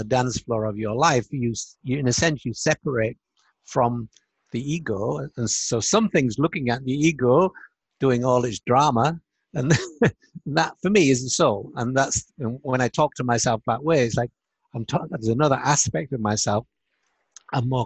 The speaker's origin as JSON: {"language": "English", "town": "Hull", "region": "Yorkshire and the Humber", "country": "United Kingdom", "also_born_or_lived": "United States", "moved": "yes", "said": "it was the year I came back to England from America. I've been there 24 years"}